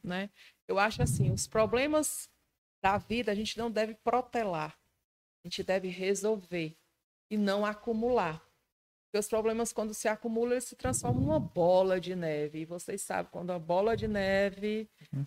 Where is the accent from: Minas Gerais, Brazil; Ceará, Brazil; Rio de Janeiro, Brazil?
Ceará, Brazil; o povo acha que eu não sou do Ceará